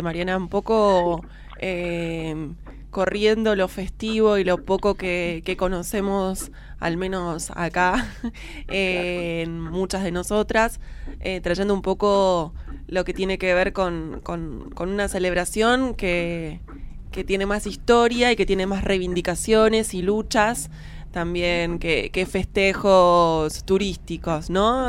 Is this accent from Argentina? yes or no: yes; Buenos Aires, Argentina; somos dos porteñas